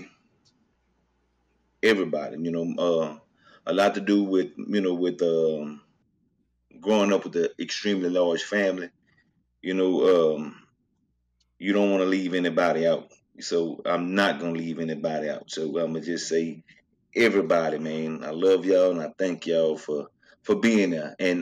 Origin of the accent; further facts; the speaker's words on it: Le Beau, Louisiana, United States; moved away; also born or lived in Lafayette, Louisiana / Lake Charles, Louisiana / Houston; I was raised in Le Beau, Louisiana, with my grandmother